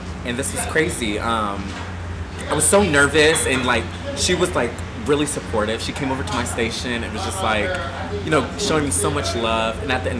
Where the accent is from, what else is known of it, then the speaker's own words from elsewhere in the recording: Panama City, Florida, United States; moved away; I'm originally from Panama City, Florida. It's a small town in the Panhandle. It's like kind of by Tallahassee. It's very, you know, very super redneck. Mm-hmm. But it was crazy because I grew up as a pastor's son.